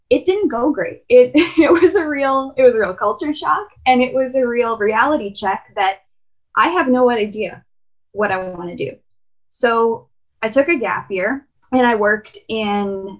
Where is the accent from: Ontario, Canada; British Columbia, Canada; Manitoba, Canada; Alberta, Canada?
Manitoba, Canada; Winnipeg; I was born and raised in Winnipeg